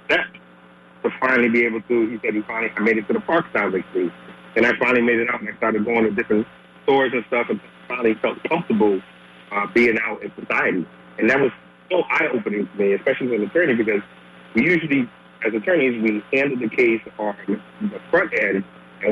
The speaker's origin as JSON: {"language": "English", "region": "Massachusetts", "country": "United States", "tie": "born or raised there", "said": "I'm originally from Massachusetts, and I grew up in the neighborhood that wasn't the greatest to start my life."}